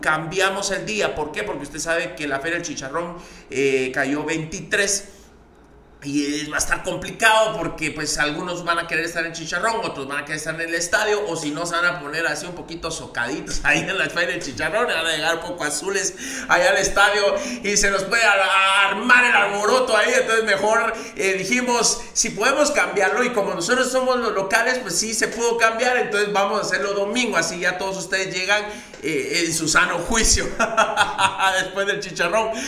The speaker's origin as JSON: {"language": "Spanish", "country": "Guatemala", "said": "nosotros como guatemaltecos"}